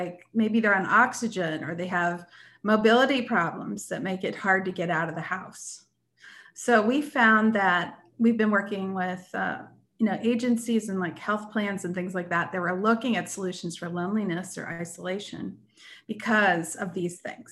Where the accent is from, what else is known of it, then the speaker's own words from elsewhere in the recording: Erie, Pennsylvania, United States; I grew up in Erie, Pennsylvania